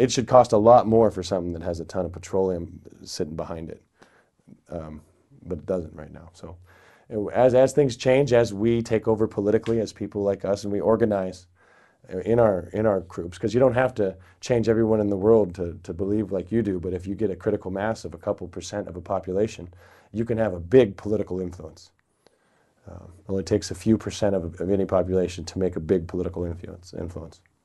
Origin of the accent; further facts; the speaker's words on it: near Ashland, Eugene, Oregon, United States; I grew up near Ashland, Oregon, Eugene, Oregon